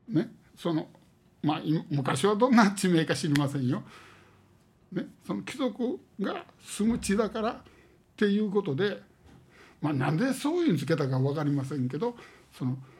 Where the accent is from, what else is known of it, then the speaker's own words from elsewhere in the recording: Osaka, Japan; ここで生まれてここで育って